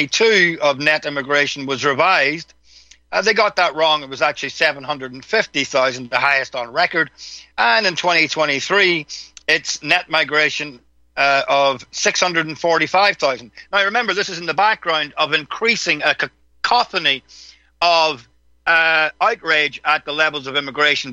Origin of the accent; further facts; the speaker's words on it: Ireland; you experience this when you travel as an Irish person